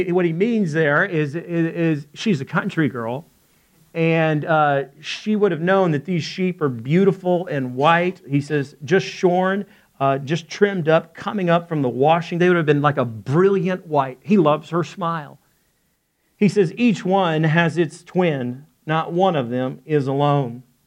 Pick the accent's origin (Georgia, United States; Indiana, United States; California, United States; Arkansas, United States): Arkansas, United States; I'm from Arkansas